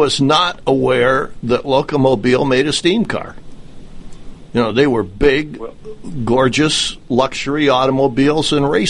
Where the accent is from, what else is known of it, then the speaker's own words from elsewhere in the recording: Midwest, United States; where I grew up in the Midwest